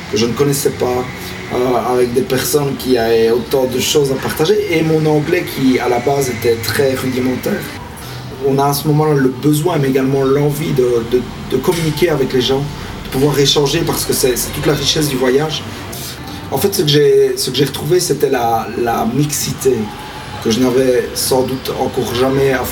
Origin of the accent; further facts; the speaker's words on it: Belgium; now in Spain; Je suis en Espagne, je viens de Belgique, j'ai vécu en Australie, en Nouvelle-Zélande, en Belgique, en Irlande, à Malte et en Espagne.